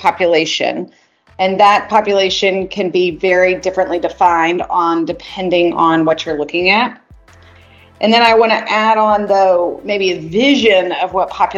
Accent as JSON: {"language": "English", "town": "Chattanooga", "region": "Tennessee", "country": "United States", "tie": "born or raised there", "also_born_or_lived": "Georgia", "said": "I'm from Chattanooga, Tennessee, multi-generation Tennesseer. So I've been in the Georgia, Tennessee world in the South for my whole life"}